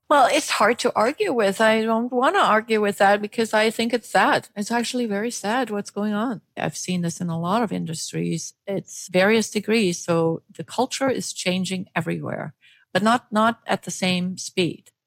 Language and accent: English; Germany; now in United States; I was born in Germany, and when I came to the United States, worked for international organizations